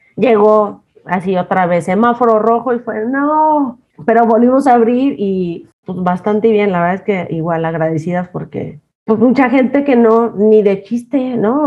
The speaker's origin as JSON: {"language": "Spanish", "region": "Jalisco", "country": "Mexico", "moved": "as an adult", "lives_now": "Mexico City, Mexico", "said": "me encantan los mariscos como soy de Jalisco"}